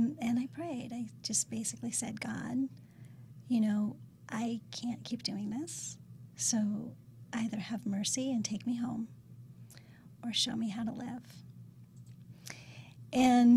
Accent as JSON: {"language": "English", "region": "Ohio", "country": "United States", "tie": "born or raised there", "said": "I was born in Ohio"}